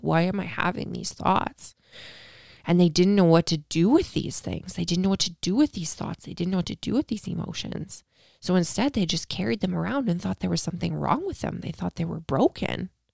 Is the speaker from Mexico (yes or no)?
no; Canada; I'm Canadian